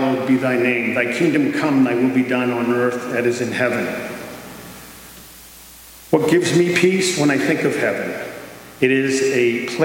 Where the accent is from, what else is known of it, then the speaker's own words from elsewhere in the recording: Quincy, United States; As a little boy growing up in Quincy